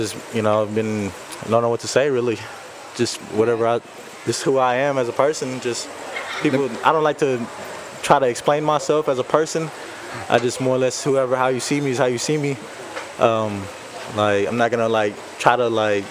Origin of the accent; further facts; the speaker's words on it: Bay City, Texas, United States; I grew up in Bay City, still living on that street